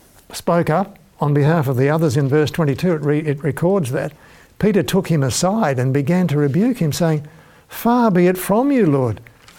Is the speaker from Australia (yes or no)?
yes; Launceston, Tasmania, Australia; as a small boy being a town kid growing up in Launceston in Tasmania